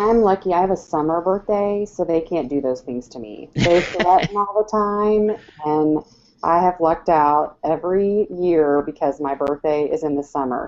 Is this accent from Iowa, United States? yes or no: yes; Iowa, United States; moved away; I grew up in Iowa